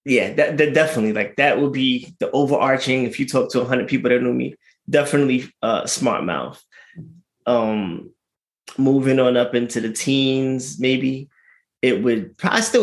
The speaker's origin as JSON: {"language": "English", "town": "New York City", "region": "New York", "country": "United States", "also_born_or_lived": "Philadelphia", "said": "I'm from Brooklyn"}